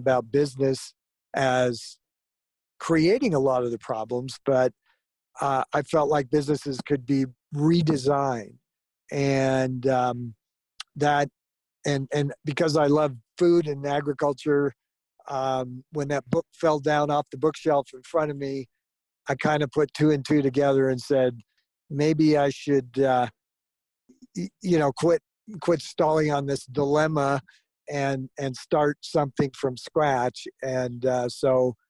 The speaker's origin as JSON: {"language": "English", "region": "Southern California", "country": "United States", "tie": "born or raised there", "also_born_or_lived": "Florida"}